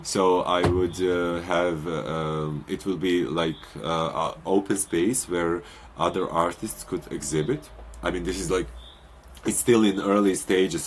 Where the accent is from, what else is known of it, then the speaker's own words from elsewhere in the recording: Montenegro; moved away; my home country, Montenegro